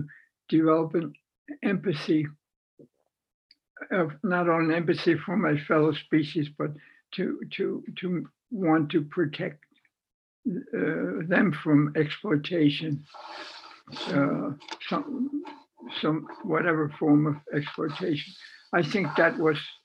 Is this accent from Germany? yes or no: yes; Wertheim, Baden-Württemberg, Germany; moved away; our stable in my hometown of Wertheim